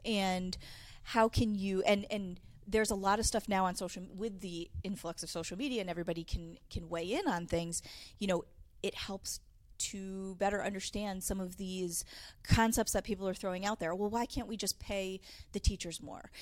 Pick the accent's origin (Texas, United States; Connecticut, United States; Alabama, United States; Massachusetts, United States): Connecticut, United States; Manchester; also born or lived in Rhode Island; I came from Manchester, Connecticut